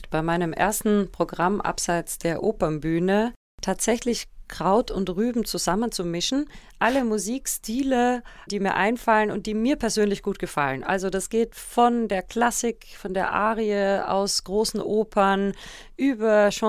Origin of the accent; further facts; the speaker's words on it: Vienna, Austria; now in Bonn, Germany; Ich sage immer, meine Heimat ist noch immer Wien, aber mein Zuhause ist Bonn. Meine Kinder sind hier geboren, das sind Rheinländer durch und durch.